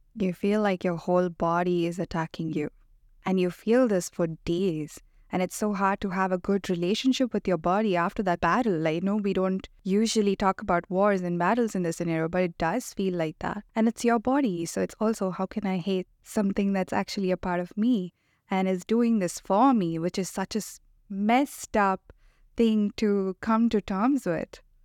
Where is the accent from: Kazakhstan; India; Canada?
India; moved away; I grew up in India